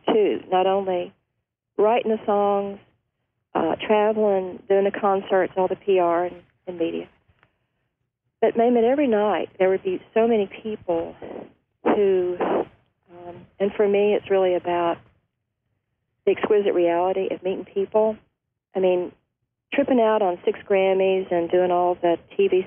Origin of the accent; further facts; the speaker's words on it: Ashland, Kentucky, United States; now in Leipers Fork, United States; In my pocket of the world, Appalachia, I'm from Ashland, Kentucky